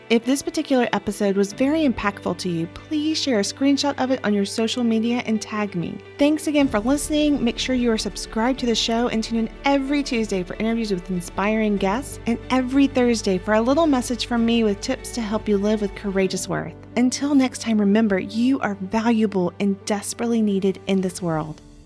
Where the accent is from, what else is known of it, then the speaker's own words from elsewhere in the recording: the South, United States; growing up in the South